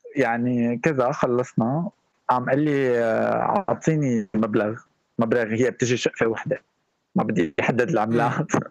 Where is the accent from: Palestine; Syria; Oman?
Syria; now in Erbil, Iraq; سوري مقيم